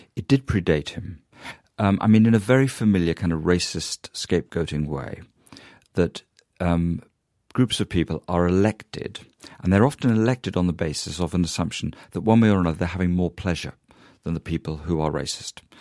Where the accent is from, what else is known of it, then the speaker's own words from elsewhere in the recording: United Kingdom; a British Jew